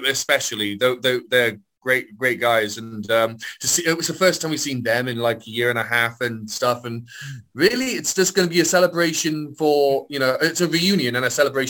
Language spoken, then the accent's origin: English; near Aberystwyth, Wales, United Kingdom; I've relocated back to my hometown near Aberystwyth